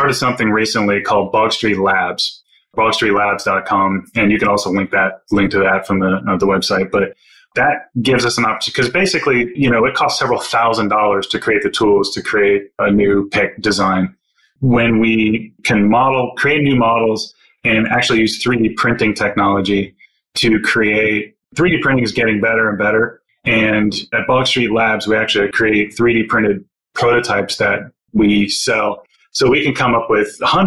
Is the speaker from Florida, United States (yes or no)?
yes; Florida, United States; moved away; also born or lived in Washington, D.C.; I come from Florida, and so I know about swamps, and I know about alligators